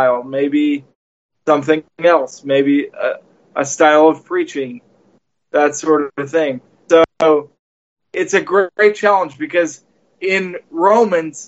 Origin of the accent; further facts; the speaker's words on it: United States; as Americans